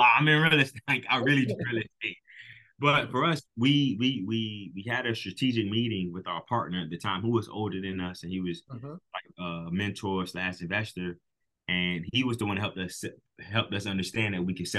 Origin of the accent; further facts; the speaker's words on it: Miami, Florida, United States; We were born and raised in Miami, Florida. We still live down here.